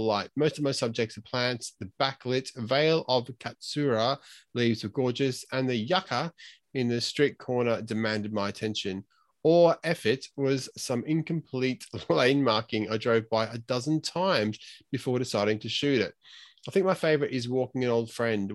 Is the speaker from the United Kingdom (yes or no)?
no; Queensland, Australia; I'm a Queenslander.